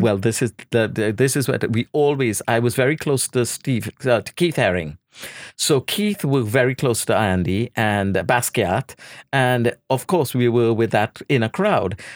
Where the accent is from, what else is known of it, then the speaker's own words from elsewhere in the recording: Trinidad & Tobago; moved away; I was born in Trinidad